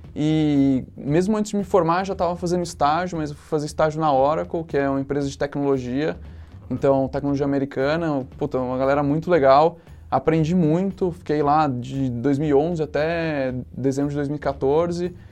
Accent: São José dos Campos, São Paulo, Brazil; also born or lived in Campinas; sou de São José dos Campos. Fiquei lá até a hora de fazer faculdade

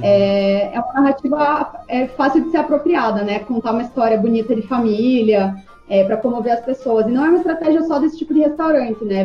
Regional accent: Brazil; a gente se reconhece como brasileiros

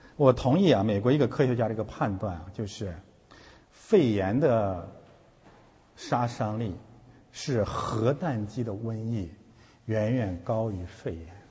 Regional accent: Heilongjiang, China; 我是黑龙江人

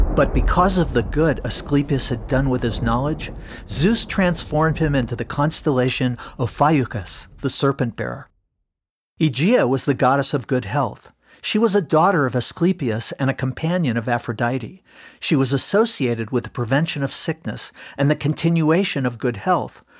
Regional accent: Cincinnati, Ohio, United States; my hometown of Cincinnati

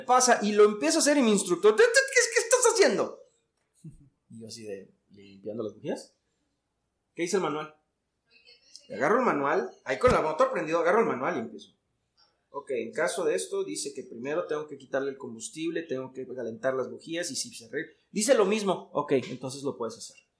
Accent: Mexico; yo como ciudadano mexicano no puedo trabajar en una aeronave americana

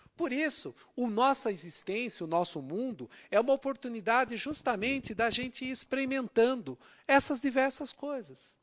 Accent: Brazil; nascemos aqui no Brasil

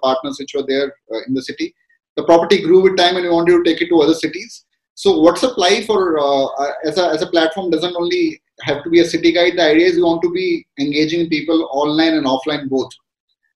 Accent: Gurugram, Haryana, India; I'm from Gurgaon

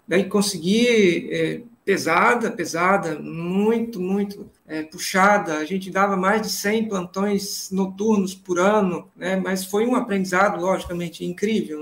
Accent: Vitória, Espírito Santo, Brazil; moved away as an adult; also born or lived in Catanduva / São Paulo; Eu sou de Vitória, no Espírito Santo, formei por lá, pela Santa Casa

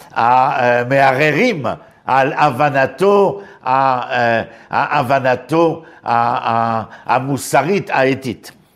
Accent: Paris, Île-de-France, France; moved away as an adult; now in Israel

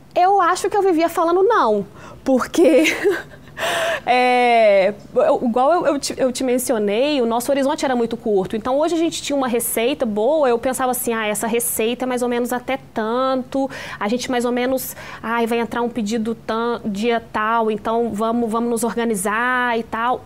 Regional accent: interior of Minas Gerais, Brazil; a gente é do interior de Minas

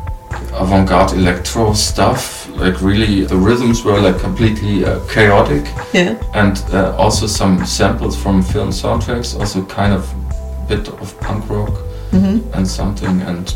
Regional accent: eastern Germany, Germany; born there; maybe because I was born in Eastern Germany.

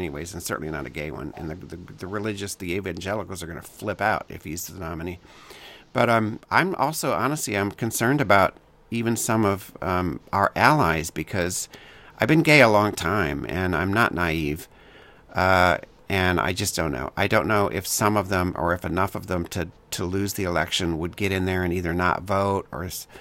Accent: Elkhart, Indiana, United States; I grew up in Elkhart

